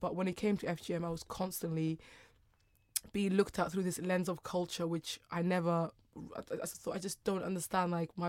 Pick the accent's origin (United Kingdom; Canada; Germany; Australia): United Kingdom; and then being very British as well at the same time. I just was trying to figure out what girls like me meant.